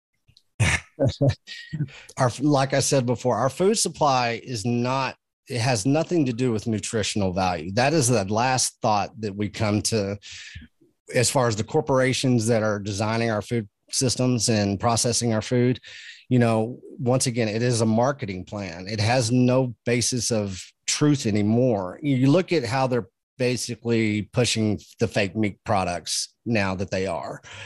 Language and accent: English; Texas, United States; I come from Texas.